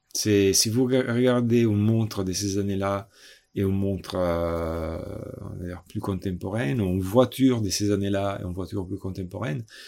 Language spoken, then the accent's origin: French; Italy; moved away; also born or lived in Milan; je suis italien